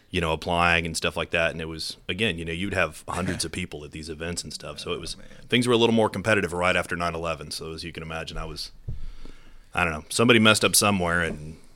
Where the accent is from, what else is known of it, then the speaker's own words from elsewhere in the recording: Temple, Texas, United States; growing up in Temple, you know, the, the closest big city was Austin.